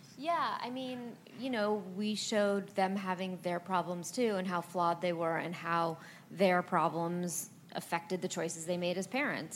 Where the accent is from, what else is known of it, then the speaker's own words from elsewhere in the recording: Los Angeles, California, United States; I grew up in Los Angeles, but I went to New York a lot